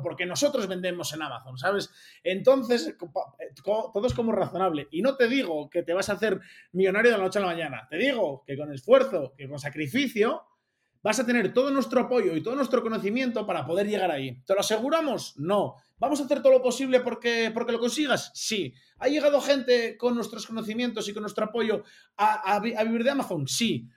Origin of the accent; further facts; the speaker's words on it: Oviedo, Asturias, Spain; now in Andorra; yo soy asturiano, de, Oviedo concretamente